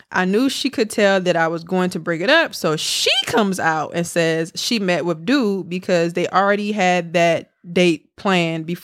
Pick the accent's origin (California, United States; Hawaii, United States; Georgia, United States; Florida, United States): Georgia, United States; College Park; now in Philadelphia, United States; I'm from College Park, Georgia, but I currently live in Philly.